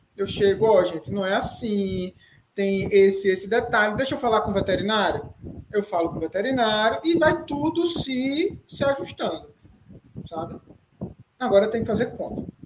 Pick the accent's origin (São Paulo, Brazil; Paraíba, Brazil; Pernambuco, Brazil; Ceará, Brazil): Pernambuco, Brazil; Recife; also born or lived in Serra Talhada; eu sou de Pernambuco, né, Recife